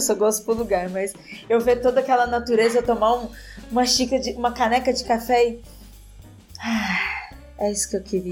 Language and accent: Portuguese; interior of São Paulo, Brazil; eu sou do interior de São Paulo e eu sou de uma região, uma região rural